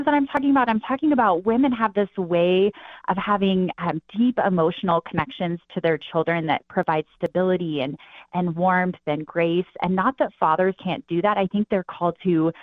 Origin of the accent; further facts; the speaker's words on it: northwest Wyoming, United States; I grew up in Wyoming, in the northwest corner of Wyoming.